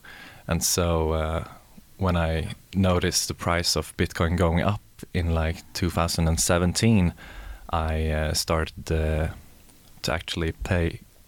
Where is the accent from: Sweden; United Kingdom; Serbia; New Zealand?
Sweden; Linköping, Östergötland; moved away as an adult; now in Gothenburg, Sweden; I'm from Linköping originally. The past 2 years, I've lived here in Gothenburg.